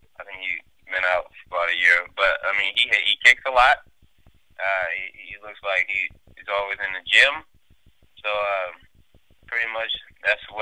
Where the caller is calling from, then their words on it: Plano, Texas, United States; I'm calling from Texas, in Plano area.